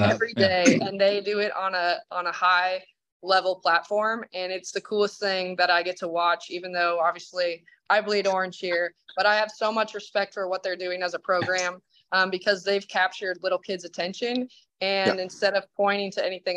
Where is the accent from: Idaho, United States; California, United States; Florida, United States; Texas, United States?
Idaho, United States; moved away; I'm from Idaho